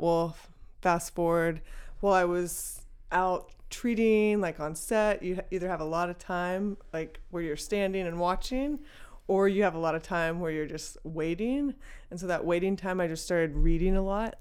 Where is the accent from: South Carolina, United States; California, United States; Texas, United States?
Texas, United States; also born or lived in Dallas; I grew up in Texas